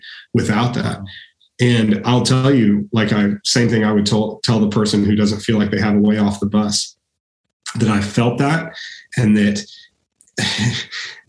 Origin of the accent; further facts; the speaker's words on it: Austin, Texas, United States; I grew up here in Austin, and I spent my first 18 years here